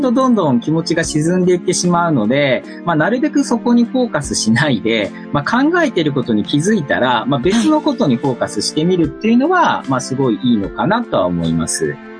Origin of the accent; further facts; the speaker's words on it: Gifu, Japan; now in Tokyo, Japan; 僕は岐阜県出身で、現在は東京在住の2児のパパになります。